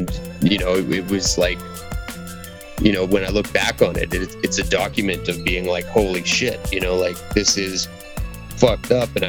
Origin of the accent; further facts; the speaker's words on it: Churchill, Manitoba, Canada; also born or lived in British Columbia; now in Winnipeg, Canada; I was born in British Columbia, on a small island, and then we moved to Churchill